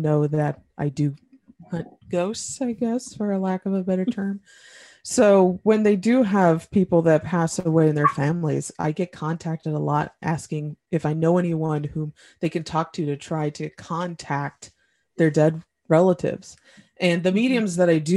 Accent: Indiana, United States; I'm from Indiana

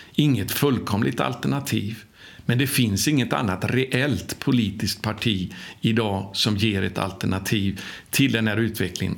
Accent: Sweden; now in Jerusalem, Israel; jag var ifrån Sverige

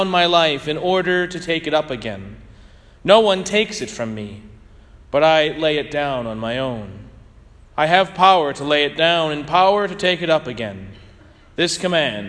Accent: St. Louis, Missouri, United States; I grew up in St. Louis

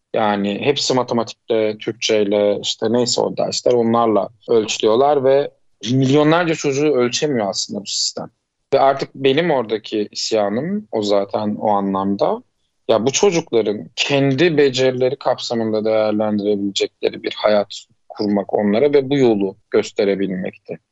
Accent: Uşak, Uşak Province, Turkey; also born or lived in Eskişehir; Ben 1987 Uşak doğumluyum.

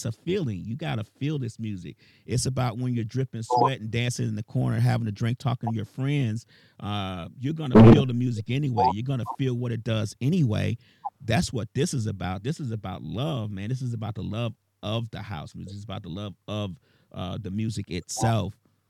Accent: Chicago, Illinois, United States; As far as myself, I'm originally from Chicago. I started DJing in 83.

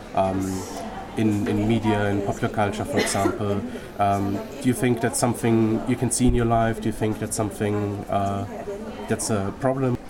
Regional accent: Germany; moved away; I'm originally from Germany.

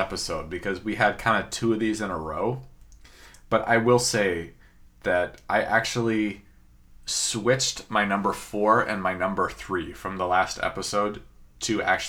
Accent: Seattle, Washington, United States; growing up in Seattle

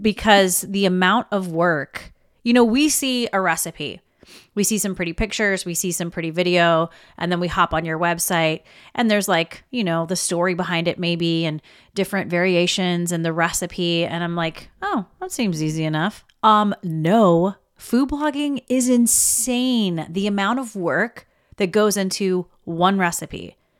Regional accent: the South, United States; I was raised in the South

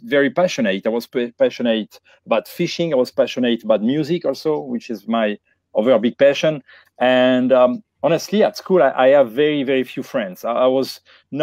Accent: Bordeaux, Nouvelle-Aquitaine, France; moved away; Where I grew up in the Bordeaux, in the southwest region area of France

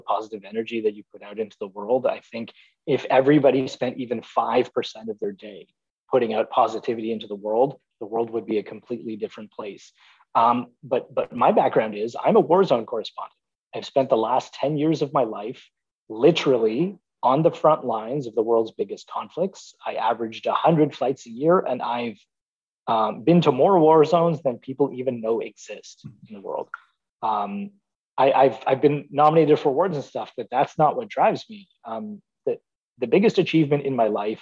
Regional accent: Toronto, Ontario, Canada; I was born and raised in Toronto

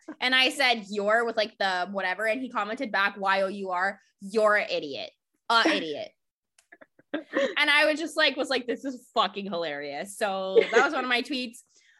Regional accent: Florida, United States; moved away; I'm really worried for Florida. I'm really worried for my hometown.

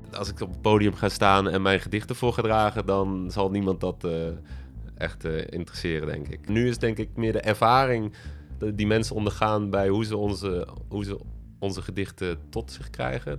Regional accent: Berg, North Brabant, Netherlands; born or raised there; moved away as an adult; also born or lived in Utrecht

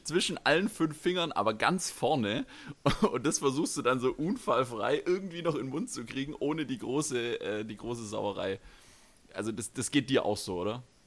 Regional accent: Stuttgart, Baden-Württemberg, Germany; als äh, Stuttgarter

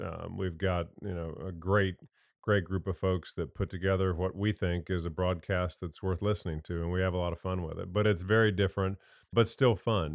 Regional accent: Indiana, United States; moved away as an adult; also born or lived in North Carolina; I grew up in Indiana, came down here, played for Coach Smith.

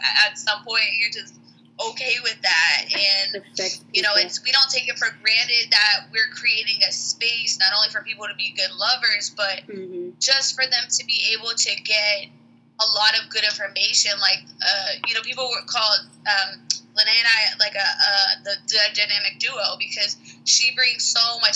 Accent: Pittsburgh, Pennsylvania, United States; moved away as an adult; now in Florida, United States; I'm originally from Pennsylvania, Pittsburgh, and I went to IUP, and then I moved to Florida 6 years ago

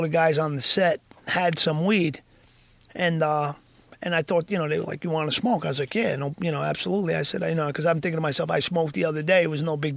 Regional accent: Yonkers, New York, United States; also born or lived in Bogota, Colombia; I'm from Yonkers

